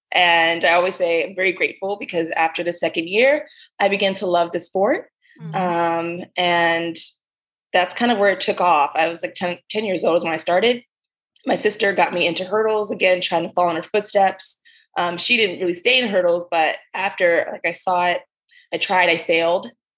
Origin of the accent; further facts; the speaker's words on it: Maryland, United States; My family, they're from the Caribbean, from Dominica and Grenada. So island family, and I grew up here in Maryland, mostly was a military brat.